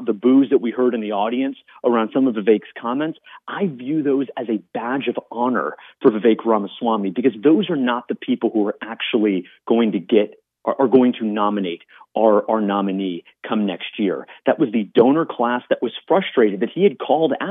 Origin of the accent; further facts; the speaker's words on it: Florida, United States; in my home state of Florida